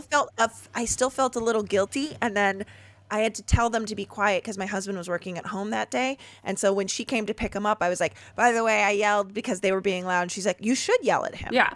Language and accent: English; Chicago suburbs, Illinois, United States; I grew up in the Chicago suburbs